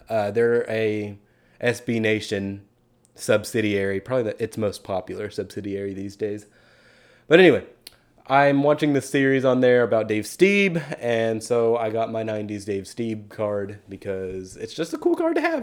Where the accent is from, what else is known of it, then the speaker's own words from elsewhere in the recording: Keller, Texas, United States; moved away; I drove back to Keller for a little bit back to my hometown